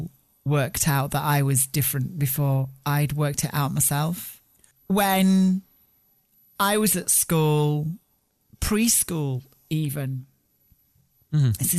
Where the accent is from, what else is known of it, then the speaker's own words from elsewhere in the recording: Barnsley, Yorkshire and the Humber, United Kingdom; I grew up in Barnsley in the north of England, and on a working class post-war council estate